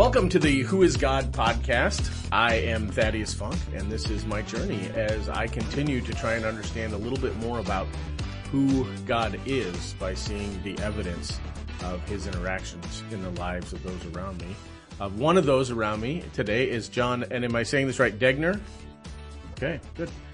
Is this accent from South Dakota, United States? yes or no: yes; South Dakota, United States; now in Nebraska, United States; I'm a South Dakota boy.